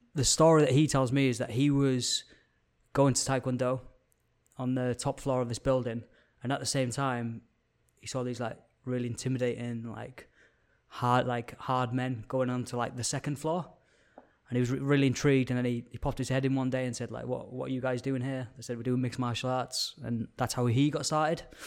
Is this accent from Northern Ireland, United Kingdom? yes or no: no; Carlisle, North West England, United Kingdom; moved away as an adult; originally from Card Isle. I spent the first eighteen years of my life up there.